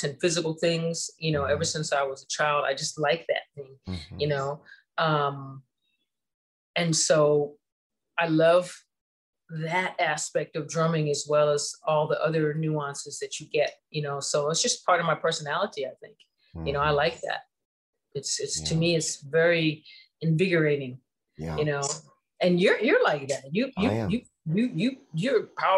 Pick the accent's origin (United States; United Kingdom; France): United States; Ohio; I'm from Ohio